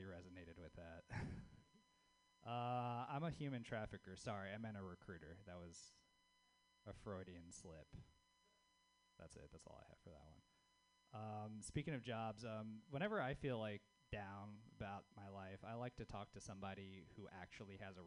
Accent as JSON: {"language": "English", "region": "the South", "country": "United States", "moved": "yes", "lives_now": "Bay Area, United States", "said": "being a Southerner in the Bay Area"}